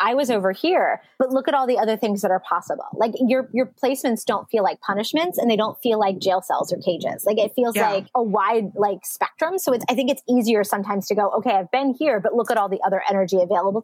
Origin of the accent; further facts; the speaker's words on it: East Coast, United States; moved away as an adult; also born or lived in New York City / Seattle / Phoenix / Tucson; I grew up on the East Coast